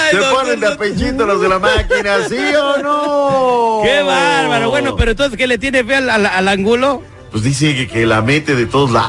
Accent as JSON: {"language": "Spanish", "town": "Morelia", "region": "Michoacán", "country": "Mexico", "said": "Yo soy de Morelia, Michoacán."}